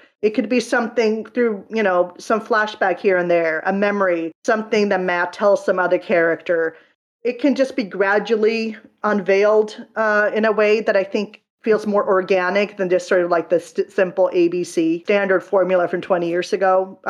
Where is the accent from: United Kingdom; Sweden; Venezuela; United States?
Sweden; English is a second language; I mean, where I grew up in Sweden, I had never heard of Daredevil until the Daredevil movie came out in 2003